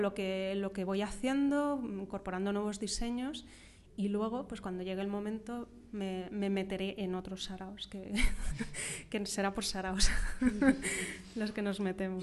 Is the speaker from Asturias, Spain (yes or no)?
no; Madrid, Community of Madrid, Spain; yo soy de Madrid, de pura cepa